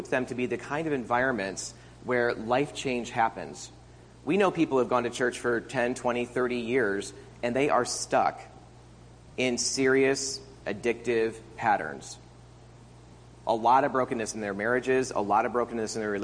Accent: upstate New York, United States; moved away as an adult; also born or lived in Chicago / Houston / Arizona; I left upstate New York and swore I'd never go back there again

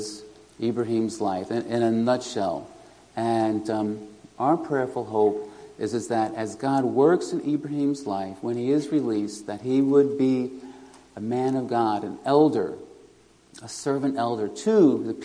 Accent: New York City, New York, United States; moved away as an adult; also born or lived in Kenya / Lithuania; now in Galway, Ireland; I'm originally from New York City, and I was born in the Bronx and raised in Queens

